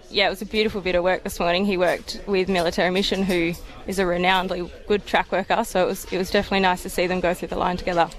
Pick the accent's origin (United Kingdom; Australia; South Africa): Australia; Perth, Western Australia; moved away as an adult; now in Melbourne, Australia; I'm originally from Perth